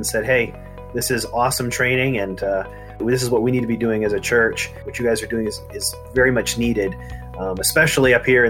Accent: Maine, United States; I was born and raised in Maine. I moved away after college for a few years, and then moved back here when God called me into full-time ministry.

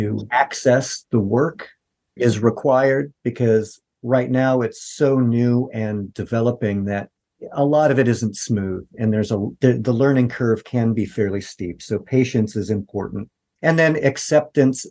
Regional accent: United States; we're American artists

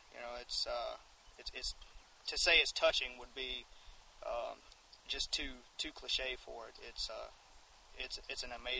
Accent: Alabama, United States; I'd always been a fan of country music, especially growing up in Alabama.

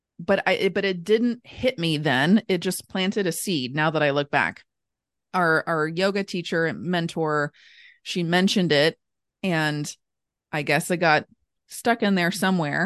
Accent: Northern Kentucky, United States; also born or lived in Lexington, Kentucky; I was born and raised in Northern Kentucky. Born and raised in Northern Kentucky. I live here now

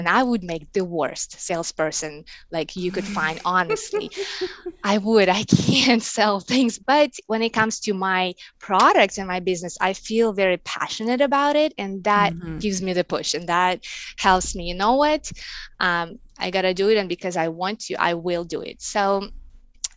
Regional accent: Russia; English is a second language; moved away as an adult; now in United States; I was born and I grew up in Russia, and I moved here to the States maybe 11 years ago

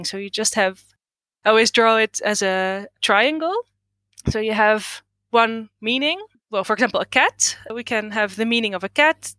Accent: Netherlands; English is a second language; I was born in the Netherlands. I've lived here all my life. So my Dutch is definitely better than my Greek.

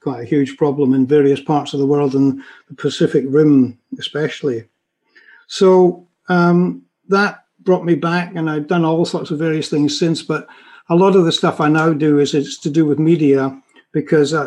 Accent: Scotland, United Kingdom; moved away as an adult; also born or lived in London / West Country; a very young, naive Scottish guy

